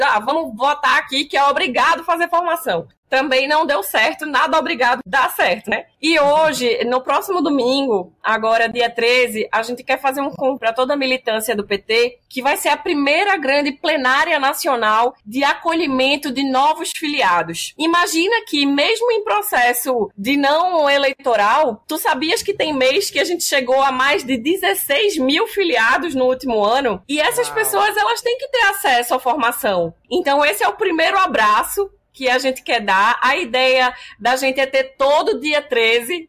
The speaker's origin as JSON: {"language": "Portuguese", "region": "Pernambuco", "country": "Brazil", "said": "Como pernambucana"}